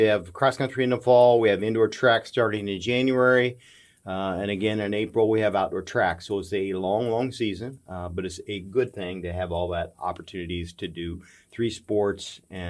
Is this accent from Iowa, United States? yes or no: yes; near the University of Iowa, United States; moved away as an adult; now in Warrensburg, United States; I grew up near the University of Iowa, and I went to a small college, and so this just fit, and that's why I've been here for 30-some years.